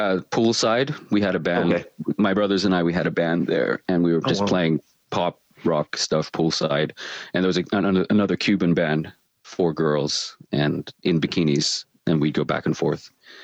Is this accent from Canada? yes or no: no; Australia; but I am from Australia, which is another funny thing where you don't have an accent and you're from Australia